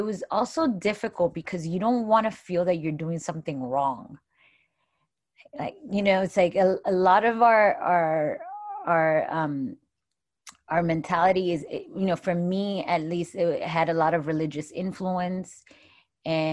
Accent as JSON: {"language": "English", "town": "Miami", "region": "Florida", "country": "United States", "tie": "born or raised there", "said": "There's girls that I grew up with in Miami"}